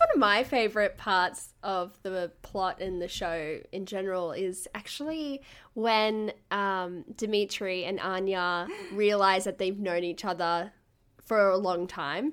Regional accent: Gold Coast, Queensland, Australia; I'm from the Gold Coast and I used to be a state level swimmer

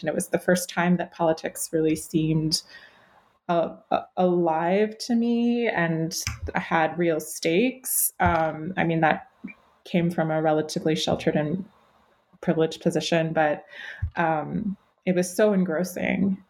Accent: Cleveland, Ohio, United States; I grew up in Cleveland, Ohio

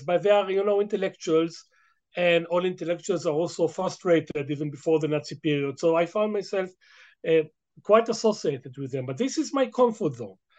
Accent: Israel; English is a second language; I'm a very native Israeli. I should confess. I mean, English is my second language

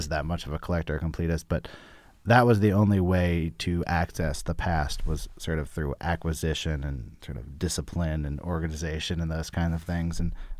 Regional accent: Berkeley, California, United States; I grew up in Berkeley.

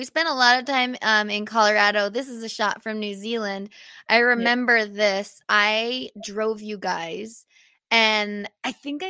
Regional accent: Canada; being a Canadian athlete isn't always the easiest.

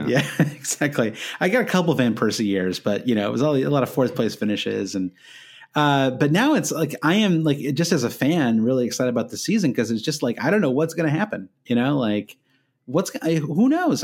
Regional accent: United States; as an American

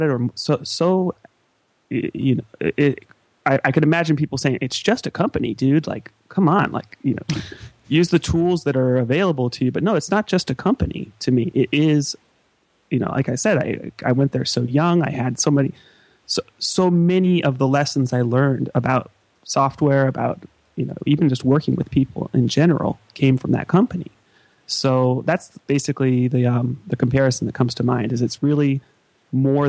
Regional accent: United States; as an American

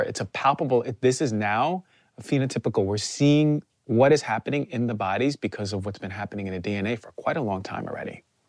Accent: New Jersey, United States; I'm from New Jersey

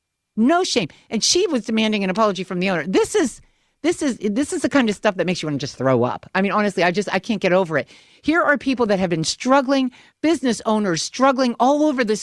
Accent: Pennsylvania, United States; We've got another call from my home state.

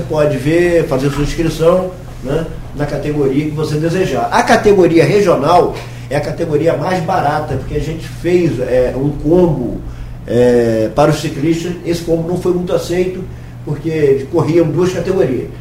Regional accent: Campos dos Goytacazes, Rio de Janeiro, Brazil; nós somos né, de Campos

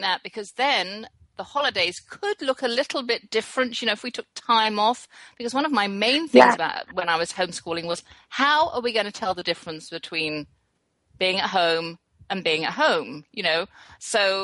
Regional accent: England, United Kingdom; moved away as an adult; also born or lived in West Germany; now in Texas, United States; I was raised at boarding school in England.

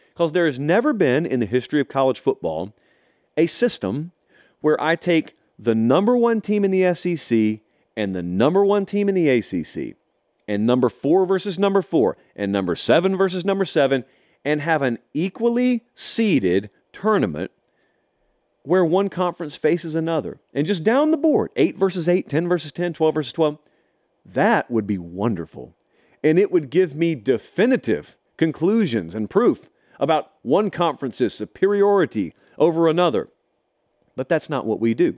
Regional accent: Harris County, Georgia, United States; also born or lived in Columbus, Georgia; I grew up in Harris County.

